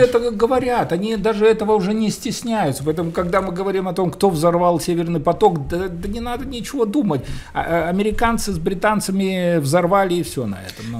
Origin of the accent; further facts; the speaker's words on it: Belarus; Мы белорусы